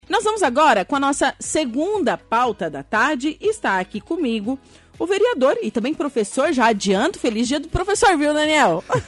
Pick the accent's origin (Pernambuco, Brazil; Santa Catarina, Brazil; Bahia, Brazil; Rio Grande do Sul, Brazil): Rio Grande do Sul, Brazil; Torres; now in Araranguá, Brazil; eu não sou daqui, eu sou de Torres